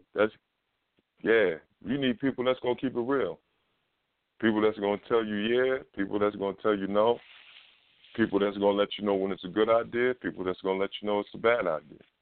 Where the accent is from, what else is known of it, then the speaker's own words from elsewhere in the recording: New York City, New York, United States; I'm from Harlem